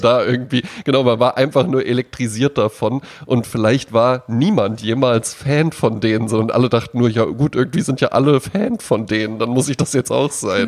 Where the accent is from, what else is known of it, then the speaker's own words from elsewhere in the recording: Germany; Ich bin ja auch am Hunert aufgewachsen.